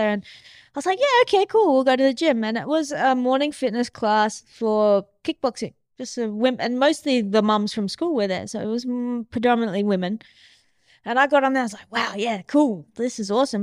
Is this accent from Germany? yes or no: no; Mandurah, Western Australia, Australia; I grew up in Mandurah